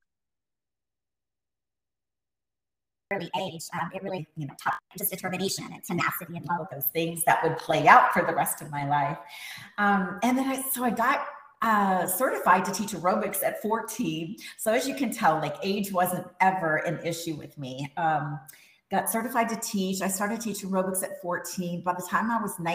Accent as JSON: {"language": "English", "region": "Texas", "country": "United States", "tie": "born or raised there", "also_born_or_lived": "Las Palmas, Gran Canaria, Spain", "said": "was born in Spain and I grew up in Texas."}